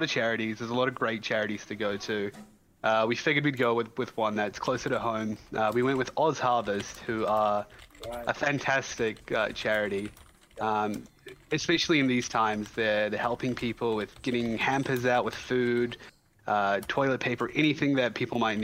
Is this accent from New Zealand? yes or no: yes; New Zealand; also born or lived in Iran; I am a Kiwi